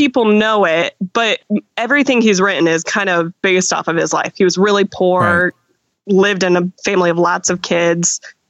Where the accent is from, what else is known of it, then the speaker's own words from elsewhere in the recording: Arkansas, United States; moved away as an adult; now in Mishawaka, United States; I grew up in Arkansas, and so I was home for Christmas. I went to school up here